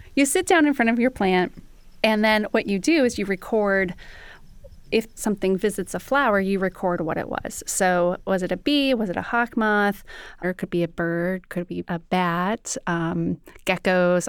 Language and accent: English; Fargo, North Dakota, United States; I grew up in Fargo, North Dakota